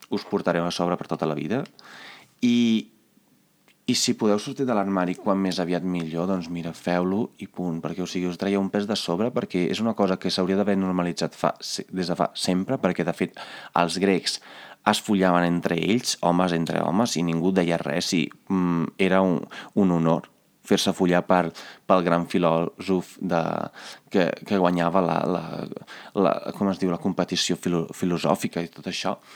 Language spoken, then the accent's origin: Catalan; Carmignano di Brenta, Veneto, Italy; moved away; al meu poble, que es diu Carmiano di Brenta, no hi havia cap McDonald's